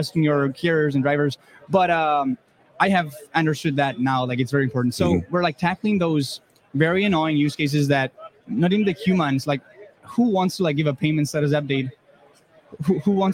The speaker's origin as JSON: {"language": "English", "country": "Spain", "also_born_or_lived": "Germany", "moved": "as an adult", "lives_now": "United States", "said": "I come from Spain originally."}